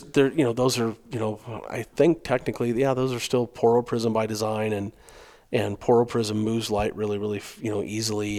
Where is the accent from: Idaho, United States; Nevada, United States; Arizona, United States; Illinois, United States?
Arizona, United States; I'm from Arizona. I've been hunting coos deer a long time